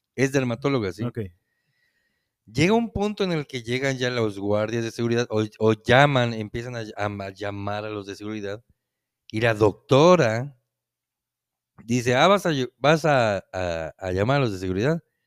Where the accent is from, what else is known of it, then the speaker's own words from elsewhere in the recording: Yucatán, Mexico; que ya no somos nada más yucatecos los que vivíamos